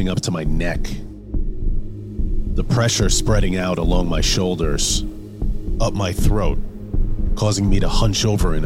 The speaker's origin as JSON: {"language": "English", "town": "Levittown", "region": "New York", "country": "United States", "tie": "born or raised there", "said": "I grew up on Long Island in a town called Levittown"}